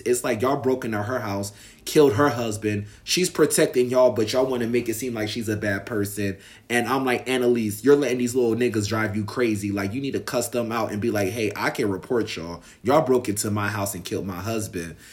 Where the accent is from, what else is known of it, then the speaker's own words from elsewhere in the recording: United States; I'm American and I live here